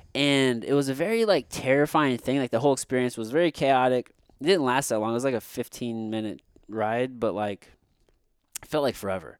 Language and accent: English; Missouri, United States; I grew up here in Missouri